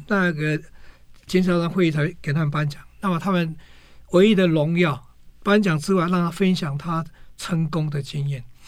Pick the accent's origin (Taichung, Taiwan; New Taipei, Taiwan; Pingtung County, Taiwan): Pingtung County, Taiwan; moved away; 我小时候就在屏东，我是念，初中的时候是念美和中学